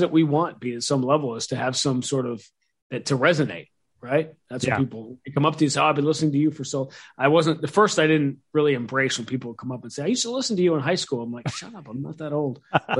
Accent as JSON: {"language": "English", "town": "Manhattan", "region": "New York", "country": "United States", "tie": "born or raised there", "said": "you know, I grew up in Greenwich Village in Manhattan"}